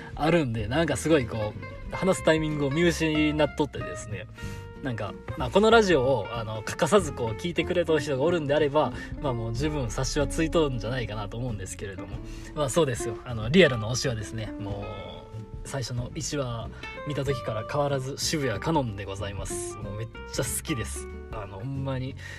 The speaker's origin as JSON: {"language": "Japanese", "town": "Himeji", "region": "Hyogo", "country": "Japan", "tie": "born or raised there", "said": "地元が兵庫であの姫路出身なんでね"}